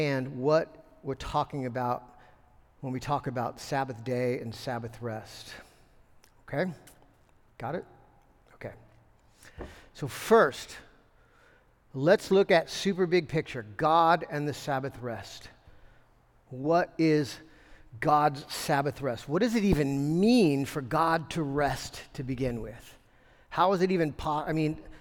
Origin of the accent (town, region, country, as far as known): United States